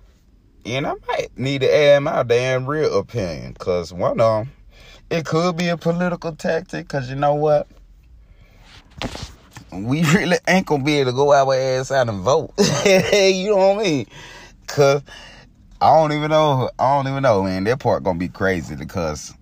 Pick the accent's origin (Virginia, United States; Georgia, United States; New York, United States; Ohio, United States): Georgia, United States; middle; I'm from Georgia, man. You know, middle of Georgia